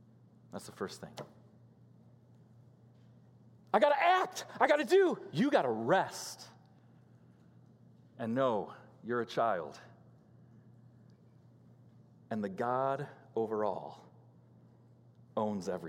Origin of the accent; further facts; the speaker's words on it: Illinois, United States; moved away; Growing up in Illinois